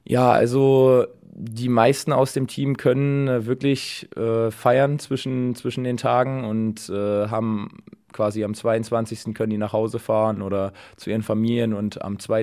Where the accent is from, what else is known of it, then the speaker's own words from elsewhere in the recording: Dresden, Saxony, Germany; now in Düren, Germany; meine Heimatstadt Dresden